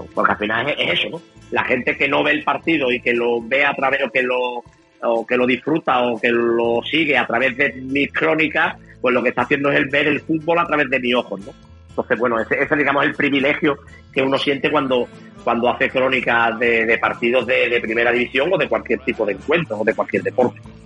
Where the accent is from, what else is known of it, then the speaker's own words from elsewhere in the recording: Málaga, Andalusia, Spain; Yo soy de aquí de Málaga, soy malagueño